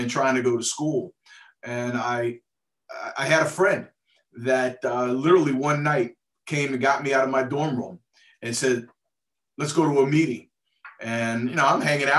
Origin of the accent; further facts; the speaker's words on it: New Jersey, United States; also born or lived in Philadelphia, Pennsylvania / Fernandina Beach, Florida; I've been in Jersey 99% of my life